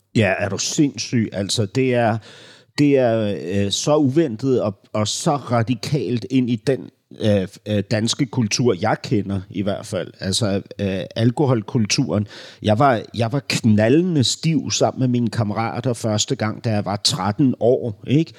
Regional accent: Denmark; da vi gik i skole som børn, så var der en bog, en bogserie, som vi lærte dansk gennem

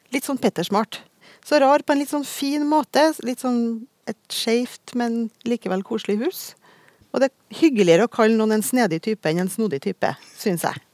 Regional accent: Trøndelag, Norway; for at jeg er jo trønder sjøl

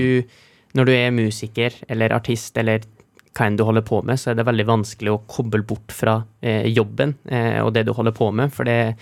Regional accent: Trofors, Nordland, Norway; vi er hjemme på Trofors

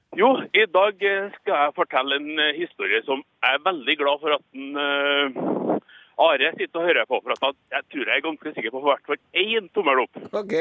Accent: Skatval, Trøndelag, Norway; now in Asker, Norway; Jeg kommer fra Skatval, men jeg ringer Ifra? Asker

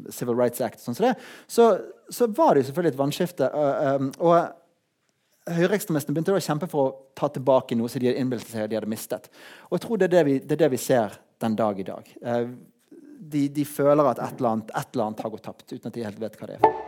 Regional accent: Norway; jeg er norsk

